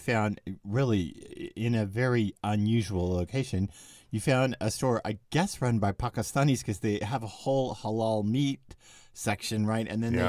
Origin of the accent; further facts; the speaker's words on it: Dallas, Texas, United States; I remember with a neighborhood that I grew up in Dallas before dad died, and mom and dad still lived in the same house I grew up in.